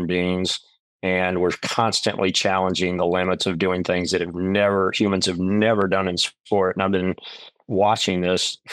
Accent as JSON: {"language": "English", "region": "Oklahoma", "country": "United States", "tie": "born or raised there", "also_born_or_lived": "North Carolina / Carmel-by-the-Sea, California", "moved": "as an adult", "said": "what I grew up here in Oklahoma"}